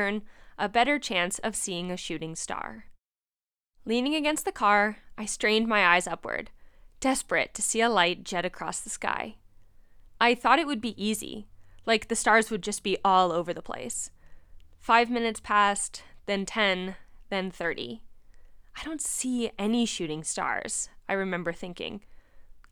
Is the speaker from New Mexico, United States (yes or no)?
no; New Jersey, United States; moved away as an adult; also born or lived in Bishop, California / Berkeley, California; I was born and raised in New Jersey, just 15 miles east of the hustle and bustle of the Big Apple